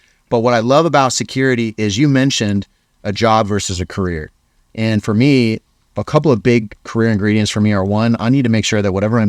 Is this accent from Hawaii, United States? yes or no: yes; Hawaii, United States; I came from Hawaii, and now I'm in Utah.